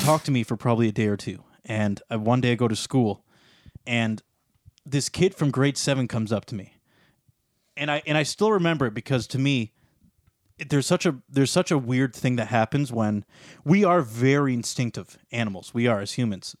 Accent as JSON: {"language": "English", "town": "Sarnia", "region": "Ontario", "country": "Canada", "tie": "born or raised there"}